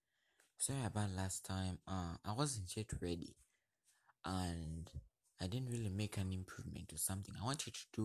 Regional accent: Uganda; I'm from Uganda

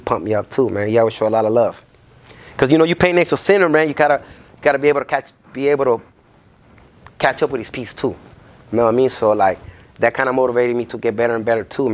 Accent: Los Angeles, California, United States; I'm from Mid-City

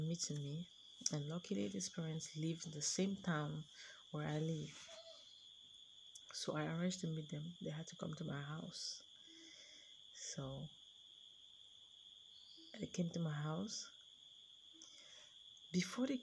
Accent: Cameroon; I'm from Cameroon, a country in Africa

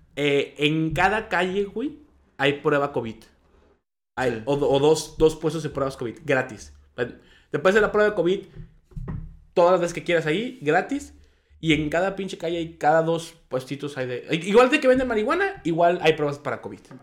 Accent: Mexico; also born or lived in United States

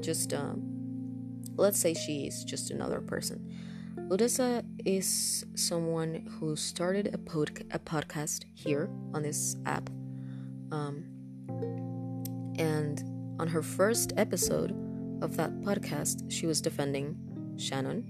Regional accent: Honduras; first language Spanish; English is a second language; English is not my first language. I'm from Honduras, and my first language is Spanish, so I do have an accent

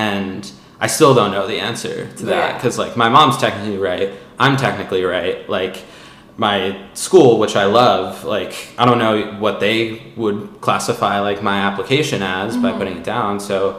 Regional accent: California, United States; I'm just a Californian.

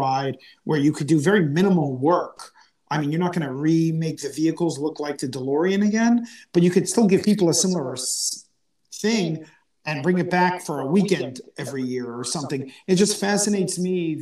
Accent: United States; I grew up in the United States

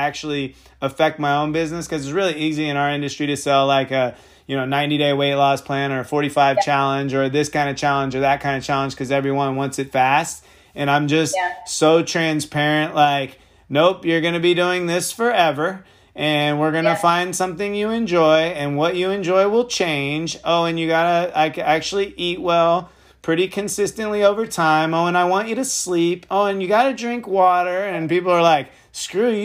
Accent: Sonoma County, California, United States; I'm from Sonoma County

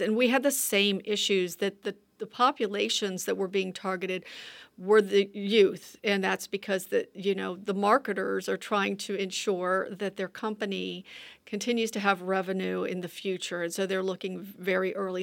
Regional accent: North Carolina, United States; growing up in rural communities, and it's really, and in the South

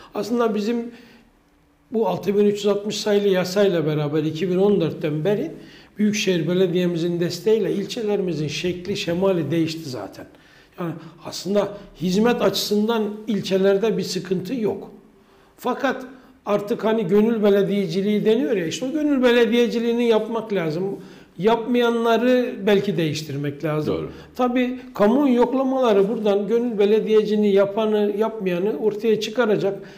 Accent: Kayseri, Kayseri Province, Turkey; also born or lived in Ankara

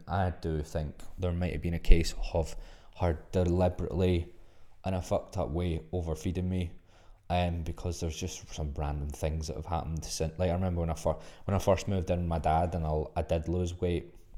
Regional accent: Glasgow, Scotland, United Kingdom; also born or lived in Australia; I'm from Glasgow, so there's, there's a extreme Glaswegian trait

